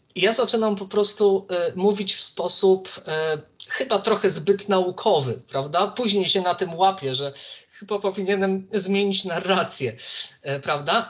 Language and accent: Polish; Warsaw, Masovian Voivodeship, Poland; jestem z Warszawy